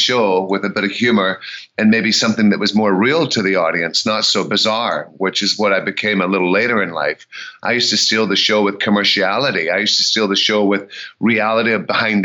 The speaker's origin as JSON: {"language": "English", "region": "Scotland", "country": "United Kingdom", "also_born_or_lived": "Memphis, Tennessee", "moved": "yes", "lives_now": "United States", "said": "I'm Scottish"}